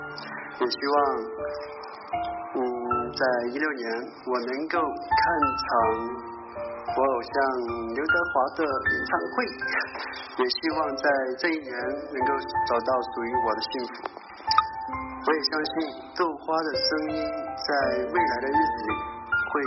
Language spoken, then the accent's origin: Chinese; Jiangnan, China; now in Tianjin, China; 我来自江南的一个小渔村，嗯，我现在在天津。